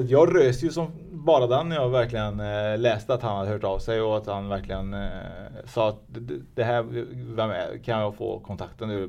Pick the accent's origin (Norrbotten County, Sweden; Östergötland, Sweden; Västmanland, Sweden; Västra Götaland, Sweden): Västra Götaland, Sweden; Trollhättan; also born or lived in Vänersborg; Jag är född i, Vänersborg, alltså Trollhättan.